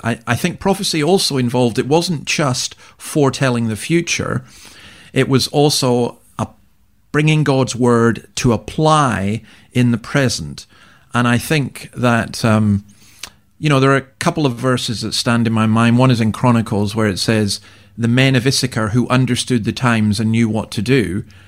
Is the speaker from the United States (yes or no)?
no; Scotland, United Kingdom; now in Australia; I'm a Scotsman